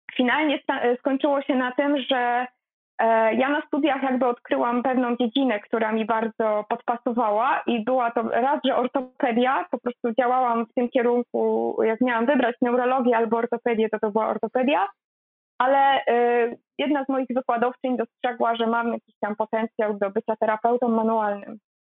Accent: a village in Greater Poland, Poland; moved away as an adult; now in Poznań, Poland; ja pochodzę z bardzo małej miejscowości, z wsi tak naprawdę wielkopolskiej

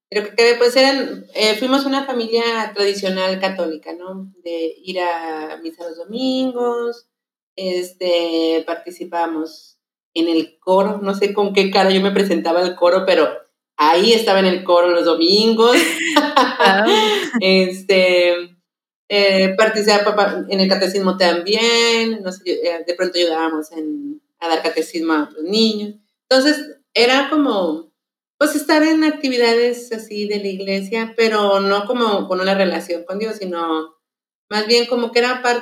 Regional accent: Tulpetlac, State of Mexico, Mexico; born there; o sea, yo nací en el Estado de México, no porque, ya, no porque sea muy grande, que quede claro, sino que el lugar ya no existe porque la ciudad creció

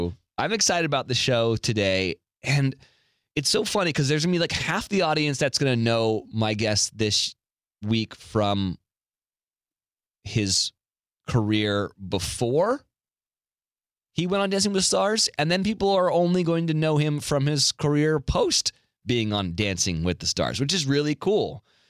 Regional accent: California, United States; because I grew up basically in the Bay Area, so I grew up a Raider fan, but I went to journalism school at the University of Mississippi, or Ole Miss

